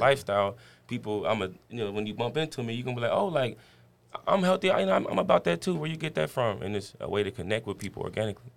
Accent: Dayton, Ohio, United States; moved away as an adult; also born or lived in Virginia; I'm from Dayton, Ohio

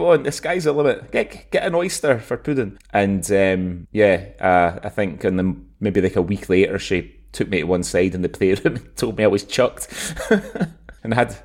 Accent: Scotland, United Kingdom; moved away as an adult; also born or lived in Dubai; for being Scottish

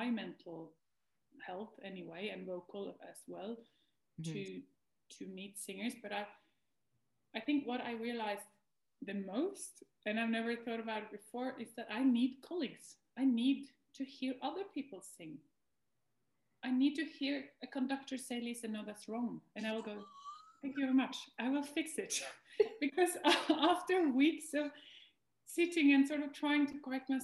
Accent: Norway; also born or lived in Denmark; I moved from Denmark to Norway, and I moved sort of back home

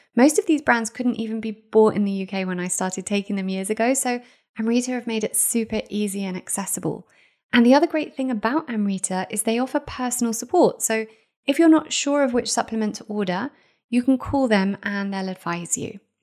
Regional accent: Israel; I am half Israeli. I grew up in Israel.

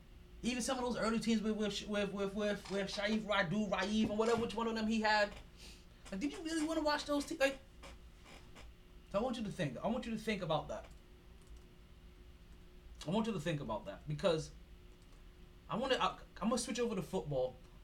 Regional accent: New York City, New York, United States; I'm a New Yorker all day through and through.

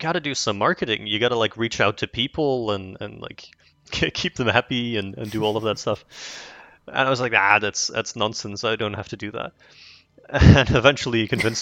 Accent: Netherlands; English is a second language; I'm from the Netherlands.

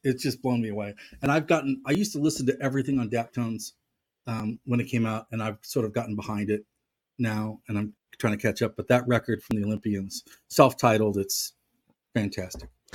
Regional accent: St. Louis, Missouri, United States; being from Saint Louis

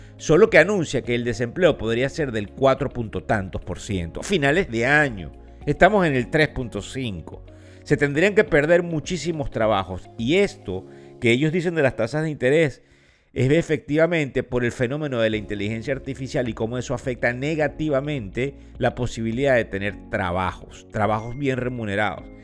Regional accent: Venezuela; como decimos en Venezuela, porque soy venezolano

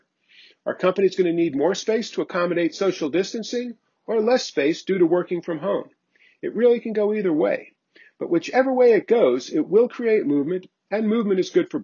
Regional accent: South Florida, United States; I grew up in South Florida

